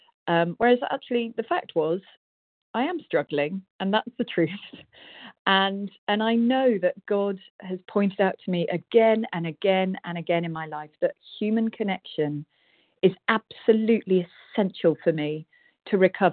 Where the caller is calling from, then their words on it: South West England, United Kingdom; Rosie W., also Rita in Devon in the UK.